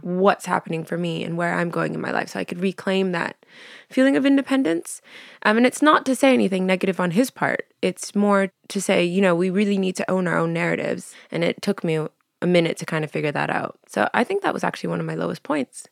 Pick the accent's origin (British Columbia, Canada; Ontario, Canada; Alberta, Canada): British Columbia, Canada; Vancouver; born or raised there; moved away as an adult; also born or lived in Montreal; now in London, United Kingdom